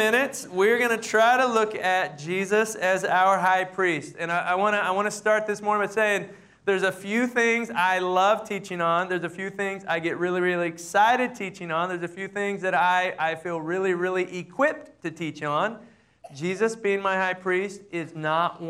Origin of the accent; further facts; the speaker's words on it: Amarillo, Texas, United States; I grew up in the Southern Baptist Church in Amarillo, Texas